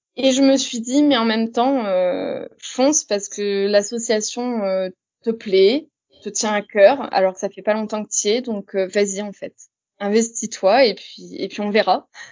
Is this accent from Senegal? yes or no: no; Reims, Grand Est, France; moved away; also born or lived in Longwy; je viens de Reims, même si actuellement je travaille sur Longwy